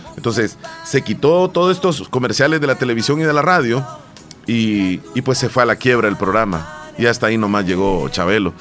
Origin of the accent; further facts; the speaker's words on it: El Salvador; nuestro país